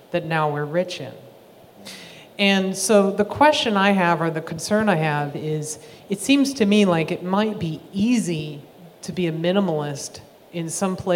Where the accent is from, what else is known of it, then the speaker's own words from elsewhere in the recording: San Francisco, California, United States; moved away as an adult; now in Huntsville, United States; I live in Huntsville, Alabama, and I have no complaints about Huntsville, Alabama, but, but I'm, I grew up in San Francisco. And I've been out of San Francisco for 20 years.